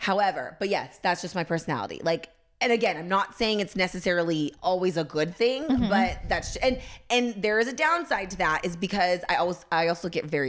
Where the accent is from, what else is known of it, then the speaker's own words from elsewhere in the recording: California, United States; I'm from the Bay.